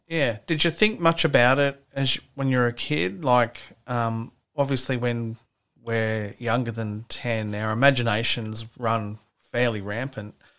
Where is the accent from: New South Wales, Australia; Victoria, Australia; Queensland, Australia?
New South Wales, Australia; Gosford; I'm from Gosford myself